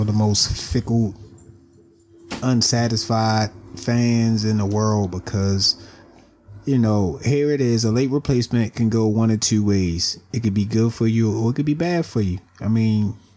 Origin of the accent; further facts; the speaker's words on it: Baltimore, Maryland, United States; I'm from Baltimore